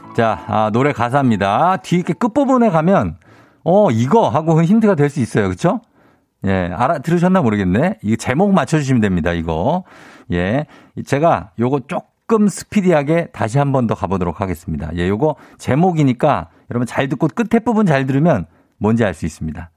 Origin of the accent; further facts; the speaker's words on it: Busan, South Korea; 전 부산 사람이라